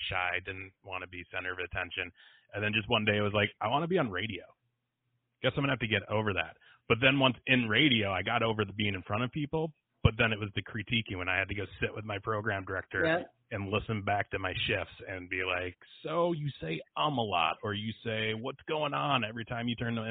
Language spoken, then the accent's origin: English; Midwest, United States; moved away; I'm from the Midwest. We're all just lakes and rivers fishing